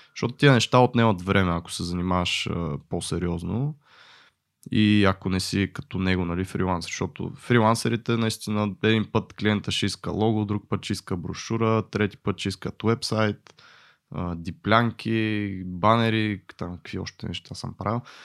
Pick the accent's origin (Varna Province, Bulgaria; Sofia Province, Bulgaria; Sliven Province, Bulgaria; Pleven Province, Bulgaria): Sofia Province, Bulgaria; Botevgrad; съм от Ботеград